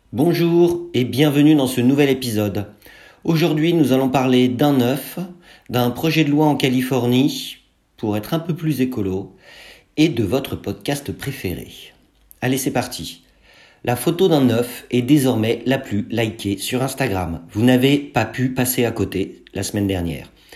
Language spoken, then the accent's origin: French; France; chez nous en France